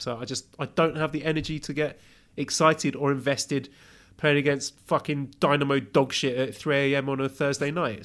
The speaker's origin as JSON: {"language": "English", "country": "United Kingdom", "said": "I'm British"}